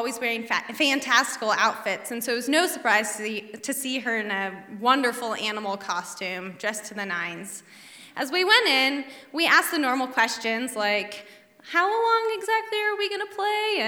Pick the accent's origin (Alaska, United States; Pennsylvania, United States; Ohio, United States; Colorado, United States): Alaska, United States; Bird Creek; I was raised in Bird Creek in a cabin off the grid in the woods